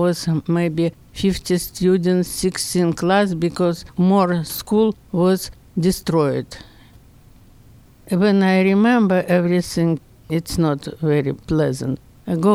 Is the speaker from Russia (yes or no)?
yes; Saint Petersburg, Russia; English is a second language; moved away as an adult; now in Pittsburgh, United States; I was born in Leningrad, 1936